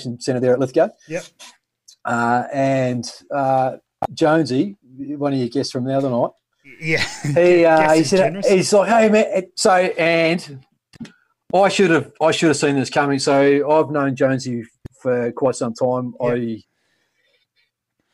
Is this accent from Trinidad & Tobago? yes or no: no; New Zealand; moved away as an adult; now in Australia; I grew up in New Zealand. I was in New Zealand until I was 26 years.